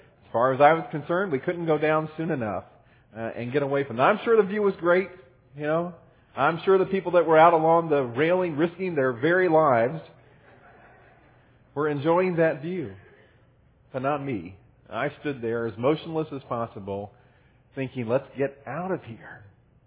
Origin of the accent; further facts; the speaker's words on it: Midwest, United States; also born or lived in Cincinnati, Ohio; When I was growing up in the Midwest, and even again when I was going to college in Cincinnati